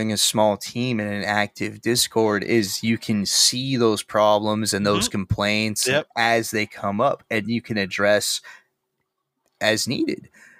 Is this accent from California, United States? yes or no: yes; Santa Cruz, California, United States; I grew up in Santa Cruz. We're right next to Silicon Valley tech companies.